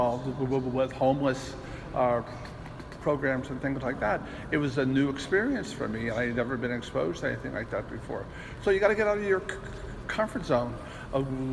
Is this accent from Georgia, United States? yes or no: no; Mountainside, New Jersey, United States; also born or lived in Menlo Park Terrace, New Jersey; I grew up in Menlo Park, Terrace for a number of years, and then I moved to Mountainside